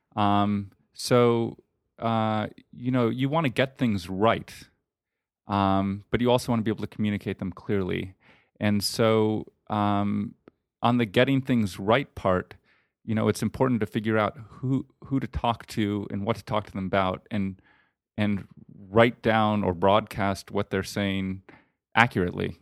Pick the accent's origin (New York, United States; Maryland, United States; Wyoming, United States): New York, United States; New York City; moved away as an adult; also born or lived in Los Angeles, California; now in Austin, United States; I grew up in New York City, um, uh, on the Upper West Side of Manhattan